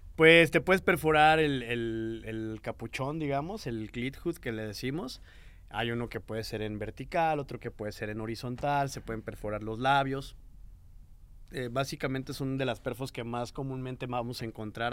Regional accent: Mexico; de donde yo vengo, que era un pueblillo

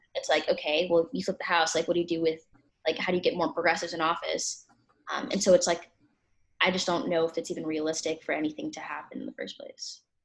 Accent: Minneapolis, Minnesota, United States; I'm 17 and I'm from Minneapolis, Minnesota.

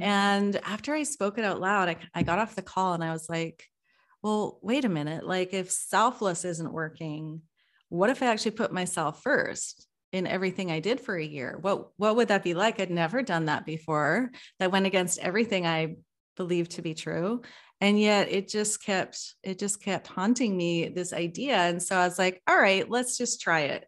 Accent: British Columbia, Canada; now in Vancouver, Canada; I'm calling from Vancouver. Uh, been living here for just a year now, and having been born and raised and lived most of my life in the suburbs

